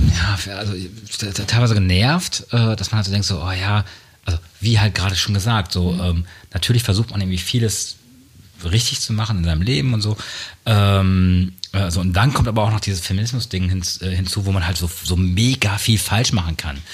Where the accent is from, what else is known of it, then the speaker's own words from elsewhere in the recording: Münster, North Rhine-Westphalia, Germany; ich bin in Münster groß geworden, äh, da sagt man noch quasi, dass man so einen westfälischen Kopf hat